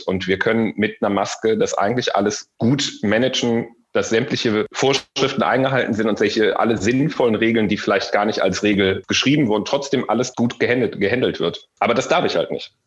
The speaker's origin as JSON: {"language": "German", "town": "Solingen", "region": "North Rhine-Westphalia", "country": "Germany", "moved": "as an adult", "lives_now": "Düsseldorf, Germany", "said": "Ich komme aus dem beschaulichen, schönen Solinger Bergischen Land und bin vor sechs Jahren nach Düsseldorf gezogen."}